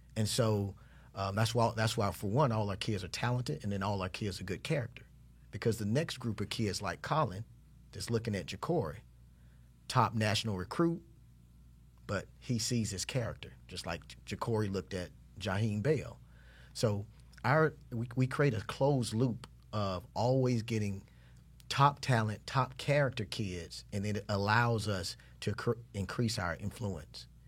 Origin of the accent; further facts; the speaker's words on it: Jacksonville, Florida, United States; I'm from the north side of Jacksonville.